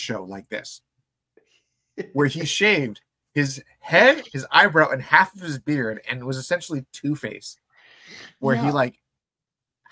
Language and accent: English; San Diego, California, United States; we grew up in San Diego.